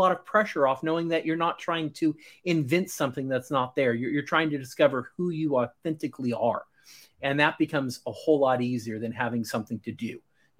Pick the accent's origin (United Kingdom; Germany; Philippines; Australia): United Kingdom; Scotland; as a Scotsman without the accent, I'm very happy to hear that.